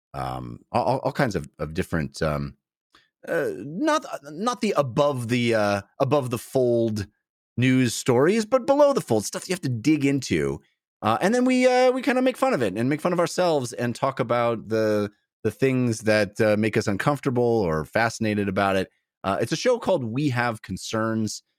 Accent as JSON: {"language": "English", "country": "United States", "said": "we Americans"}